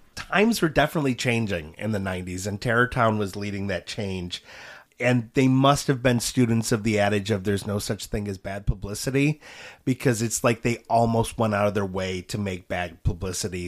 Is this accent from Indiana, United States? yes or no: no; Auburn Road and Dequindre, Michigan, United States; It was on Auburn Road just east of DeQuinder, and I grew up at eighteen in DeQuinder